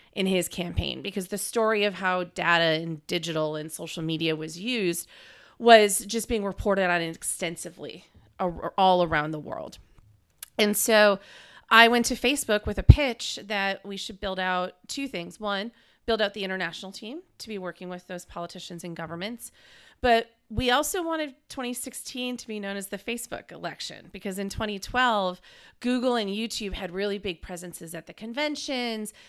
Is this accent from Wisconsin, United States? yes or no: yes; Green Bay, Wisconsin, United States; moved away as an adult; also born or lived in Madison, Wisconsin / Washington, D.C.; I'm from Green Bay, Wisconsin originally, went to U W Madison for undergrad